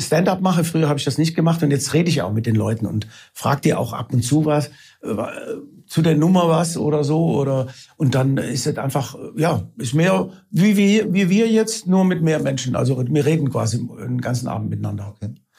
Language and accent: German; Isny, Baden-Württemberg, Germany; moved away as an adult; Ich komme aus Isny im Allgäu, war da 18 Jahre lang und bin also quasi halb Schwabe und halb Italiener